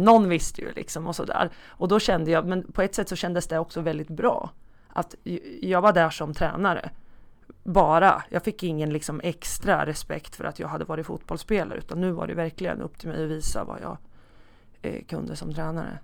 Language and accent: Swedish; Hallsberg, Örebro County, Sweden; började som fotbollsspelare i Hallsbergs bollklubb där jag ja, det är min födelseort. Där jag bodde också tills jag var 19 år